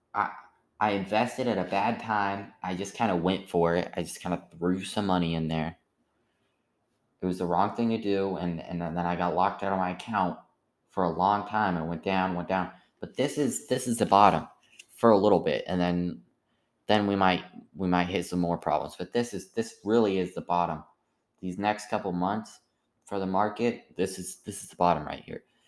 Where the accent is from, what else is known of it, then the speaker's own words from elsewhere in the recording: United States; I'm an American